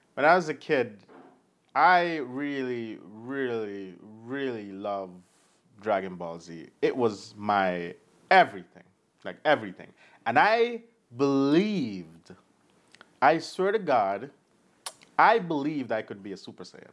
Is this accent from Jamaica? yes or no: yes; Jamaica; It's my accent. It's fine. I'm Jamaican.